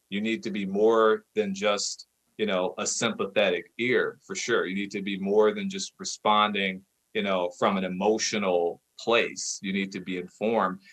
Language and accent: English; Cincinnati, Ohio, United States; I'm from Ohio, specifically from Cincinnati